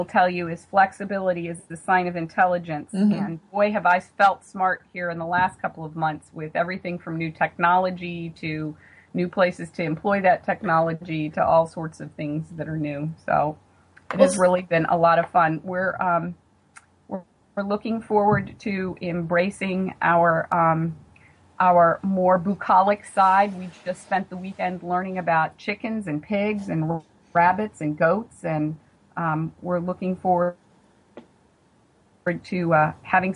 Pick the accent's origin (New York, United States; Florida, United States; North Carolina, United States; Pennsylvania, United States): North Carolina, United States; Western; moved away as an adult; now in Maryland, United States; My husband and I are from Western North Carolina, and 30 seconds after I speak to someone from home, that's very readily apparent with my accent